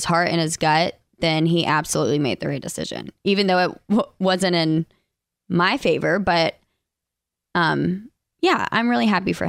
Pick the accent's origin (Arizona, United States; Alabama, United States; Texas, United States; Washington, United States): Alabama, United States; accent: less Southern accent; Both of us were from Alabama. I'm the one with the like less Southern accent, but sometimes it pops in there.